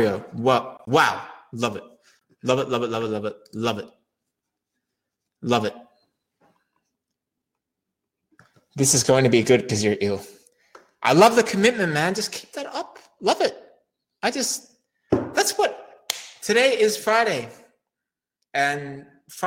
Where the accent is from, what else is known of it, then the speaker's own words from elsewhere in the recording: Australia; moved away; I'm originally from Australia.